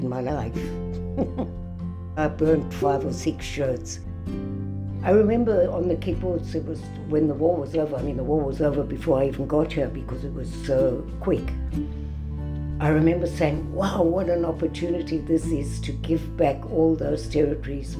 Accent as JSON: {"language": "English", "country": "South Africa", "tie": "born or raised there", "moved": "yes", "lives_now": "Israel", "said": "I was born in South Africa"}